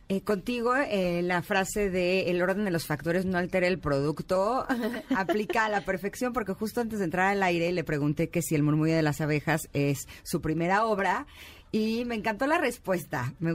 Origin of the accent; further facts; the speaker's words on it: Monterrey, Nuevo León, Mexico; yo creo que es porque soy de Monterrey.